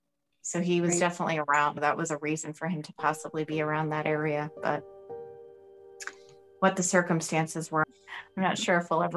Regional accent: Los Angeles, California, United States; moved away as an adult; now in Greenville, United States; I was born and raised in Los Angeles

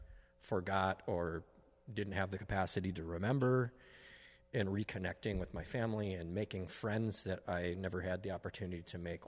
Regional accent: Minnesota, United States; I was born here. Mm-hmm. I'm a Minnesotan, born and raised.

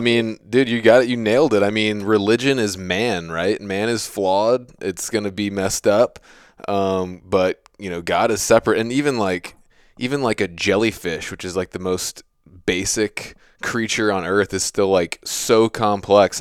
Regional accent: Virginia, United States; I have that a little bit bred into me just from growing up in Virginia

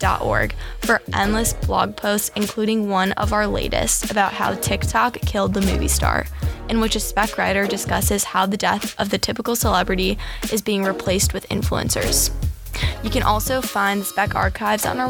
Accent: St. Louis, Missouri, United States; moved away as an adult; now in Los Angeles, United States; I was born in St. Louis, Missouri

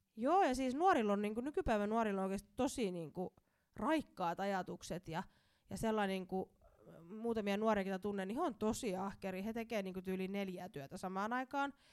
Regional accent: Somero, Southwest Finland, Finland; tulen Somerolta

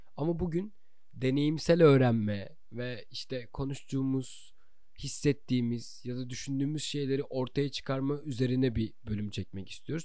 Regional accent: Çanakkale, Turkey; moved away as an adult; also born or lived in Istanbul; now in Canada; ben Çanakkale'liyim

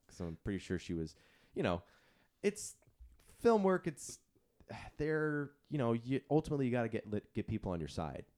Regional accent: San Diego, California, United States; moved away; my hometown of San Diego

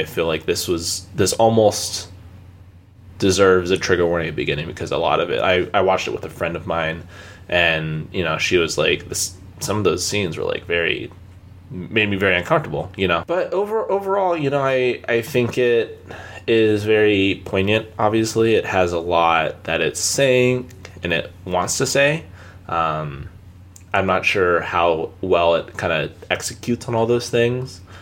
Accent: Palmdale, California, United States; moved away; I'm originally from Palmdale

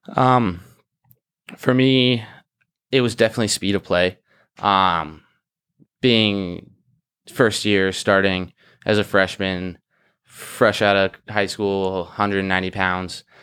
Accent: Orange County, California, United States; I'm from Orange County, California

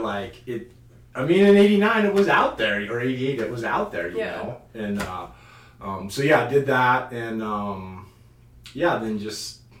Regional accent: Carnation, Washington, United States; I grew up in Carnation, Washington, just a small town. Grew up in the house my mom grew up in, as a matter of fact.

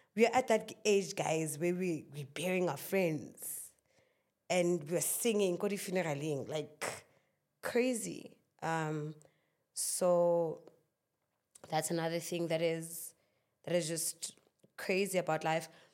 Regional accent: Klerksdorp, North West, South Africa; I am from Northwest in Clarksdorp, in a little township called Kuma.

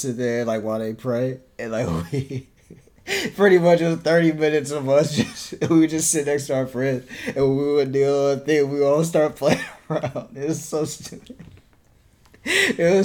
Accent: Newark, New Jersey, United States; moved away; I was born in Newark, New Jersey

